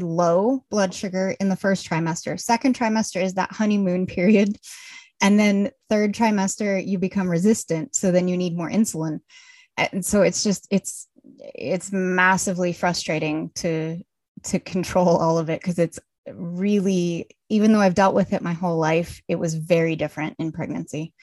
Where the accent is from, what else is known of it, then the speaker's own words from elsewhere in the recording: Colorado, United States; moved away as an adult; now in Munich, Germany; I'm originally from Colorado, but I live in Munich, Germany now